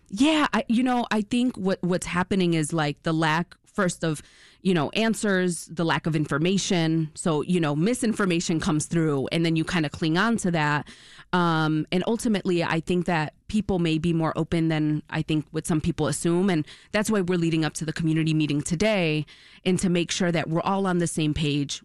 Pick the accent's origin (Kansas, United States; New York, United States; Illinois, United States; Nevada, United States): Illinois, United States; Chicago; I was born and raised in Brighton Park